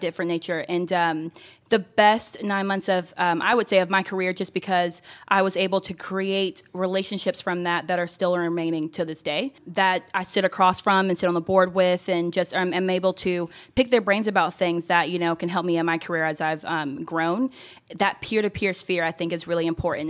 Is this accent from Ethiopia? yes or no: no; Gwinnett County, Georgia, United States; I grew up here in Gwinnett County, and so as a fellow Gwinnetian